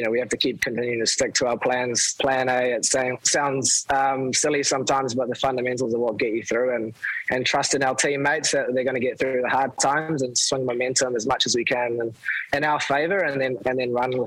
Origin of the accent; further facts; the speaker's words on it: Australia; being an Aussie